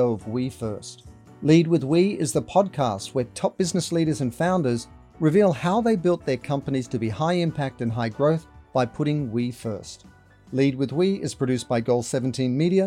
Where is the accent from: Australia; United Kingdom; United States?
Australia; I'm an Australian